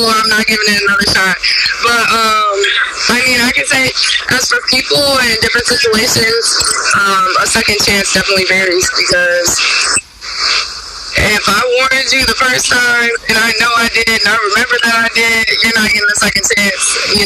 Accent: Michigan, United States; I'm from Michigan

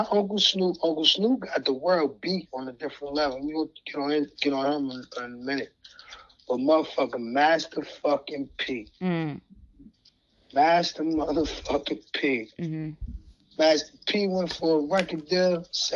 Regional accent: New Jersey, United States; Jersey is my home state.

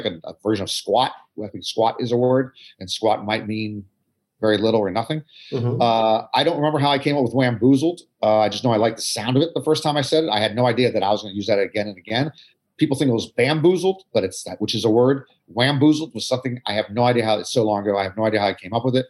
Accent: United States; also born or lived in Maryland; I'm from Atlantic Coast Conference country in the U.S.

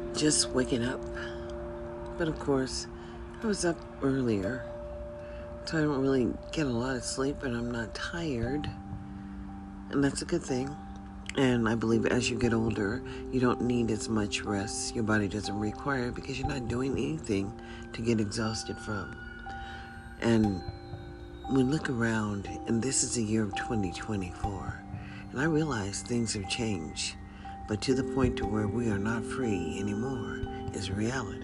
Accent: United States; as a citizen in America, and as an American citizen at the age of 65

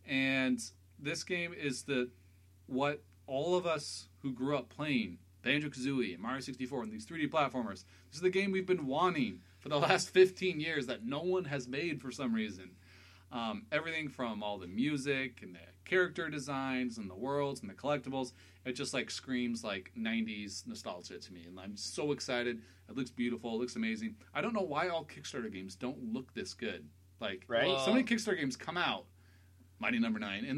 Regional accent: Pacific Northwest, United States; We're all from the Pacific Northwest.

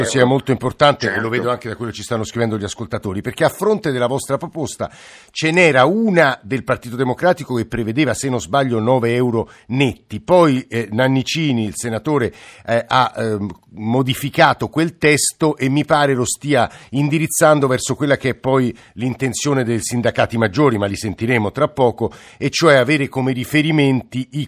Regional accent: Rome, Lazio, Italy; Bella Italia, faccio il barellante in ospedale e poi eh, sono di Roma, lavoro nella sanità privata

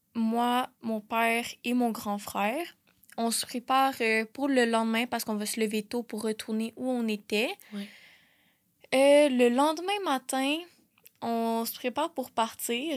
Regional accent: Laval, Quebec, Canada; moved away as an adult; also born or lived in South Shore of Montreal; now in Quebec City, Canada; j'ai grandi à Laval et sur la rive sud de Montréal.

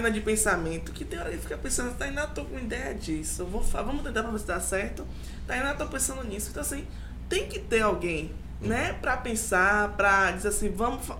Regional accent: Bahia, Brazil; Adoro, eu sou baiana.

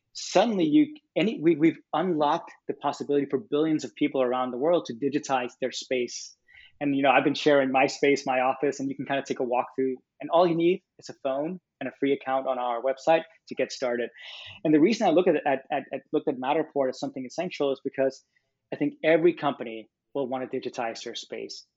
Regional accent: Copenhagen, Capital Region of Denmark, Denmark; moved away as an adult; also born or lived in California; I'm from Copenhagen, Denmark

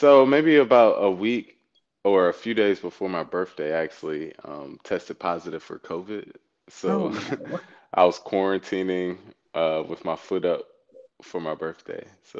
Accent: Durham, North Carolina, United States; But yeah, so from Durham, you know, I grew up in Durham fully. I went to Hillside.

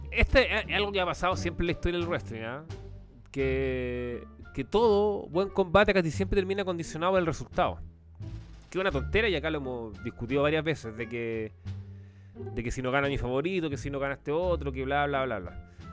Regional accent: Chile; como chileno

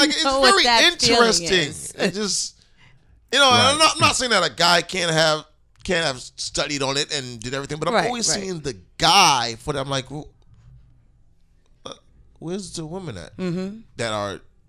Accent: New York City, New York, United States; sometimes I gotta shake my head at my own borough.

